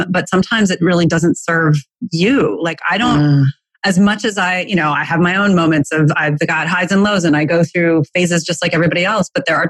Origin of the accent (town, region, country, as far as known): United States